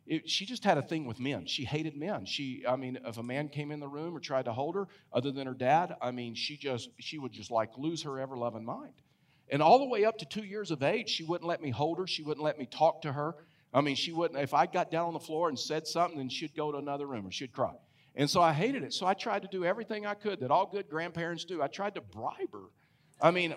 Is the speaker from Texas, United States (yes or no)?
yes; Texas, United States; moved away as an adult; I was raised in Texas and Texas lakes.